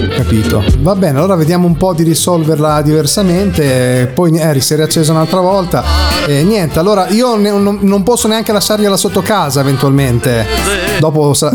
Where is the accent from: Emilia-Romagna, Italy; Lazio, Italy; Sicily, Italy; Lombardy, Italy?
Emilia-Romagna, Italy; also born or lived in Cesena; io sono romagnolo, quindi vivo vivo in Emilia Romagna, eh, a Cesena nel, nello specifico